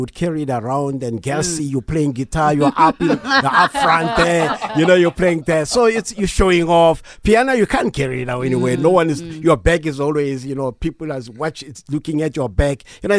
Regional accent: Mamelodi, Gauteng, South Africa; growing up in Mamelodi

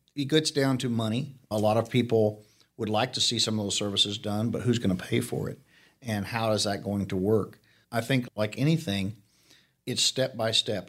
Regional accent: Arizona, United States; also born or lived in Real County, Texas; now in Leakey, United States; I'm from Arizona.

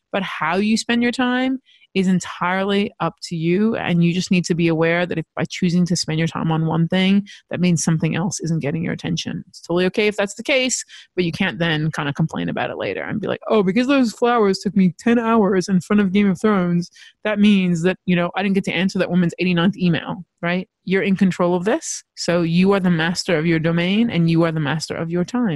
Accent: United States; now in Australia; I grew up in America

